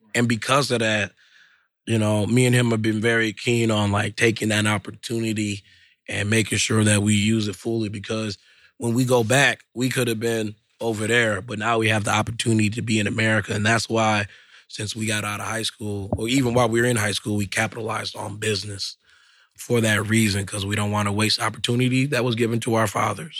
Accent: Detroit, Michigan, United States; Detroit public schools, all type of different schools. And I've always grew up here being different

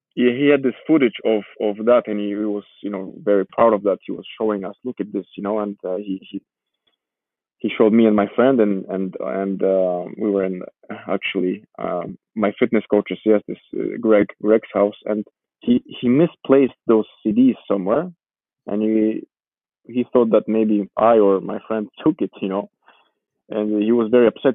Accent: Warsaw, Masovian Voivodeship, Poland; first language Georgian; English is a second language; moved away; also born or lived in Georgia; I moved with my my, my mother and my stepfather and my one year old brother to Poland. So I, I grew up in Poland. You can say I lived there in, in Warsaw for 10 years.

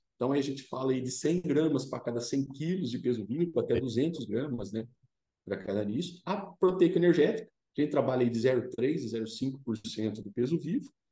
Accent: Dourado, São Paulo, Brazil; eu sou do interior do estado de São Paulo, né? Uma cidade pequena chamada Dourado, vizinho de Brotas

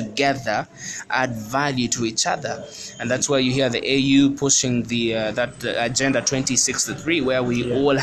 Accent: Uganda; I was born in Uganda. This is home.

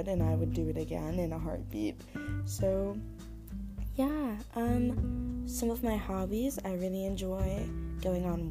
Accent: Long Beach, California, United States; now in San Diego, United States; I'm originally from Long Beach, California

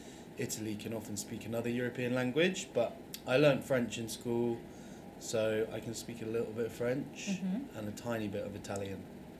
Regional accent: Bristol, South West England, United Kingdom; also born or lived in Thailand; In Bristol, my hometown in the UK

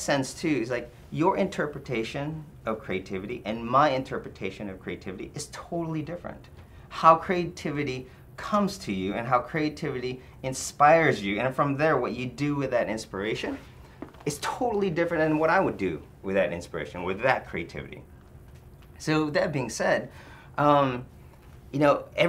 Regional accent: Philippines; moved away; also born or lived in Detroit; when I grew up in the Philippines

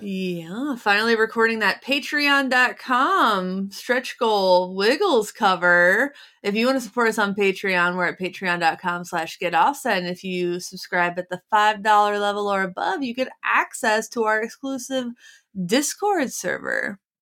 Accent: Cincinnati, Ohio, United States; I grew up in Cincinnati

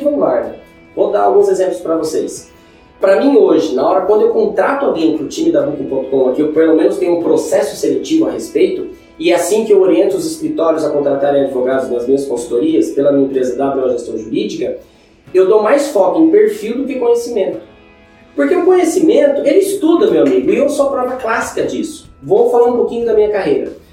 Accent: Maringá, Paraná, Brazil; accent: caipira, R puxado; moved away as an adult; also born or lived in Londrina, Paraná; now in São Paulo, Brazil; eu sou de Maringá, Paraná, sou nascido em Londrina, sou pé vermelho, eu tenho esse sotaque que puxa o R

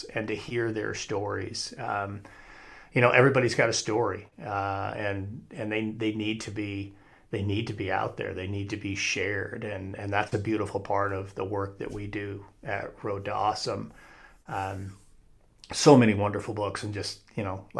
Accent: Casper, Wyoming, United States; moved away as an adult; also born or lived in Arizona / Colorado; I'm flying back into Casper, Wyoming, where I grew up

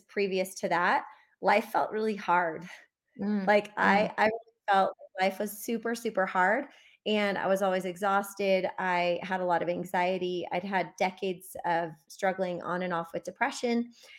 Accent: Midwest, United States; And I grew up mostly in the Midwest, but we also moved a lot growing up.

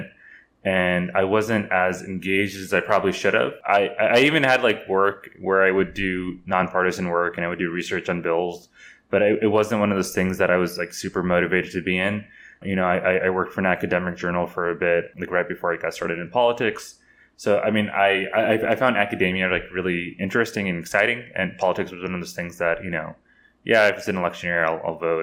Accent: Texas, United States; also born or lived in Houston, Texas; my hometown mosque was burned down. I mean, I've heard of other mosques, and not only in Texas

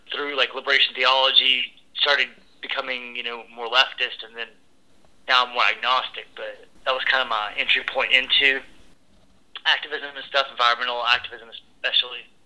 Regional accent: the South, United States; I grew up in the South

